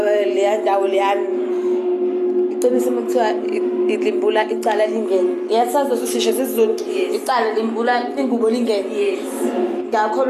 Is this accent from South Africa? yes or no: yes; Durban, KwaZulu-Natal, South Africa; I'm from Durban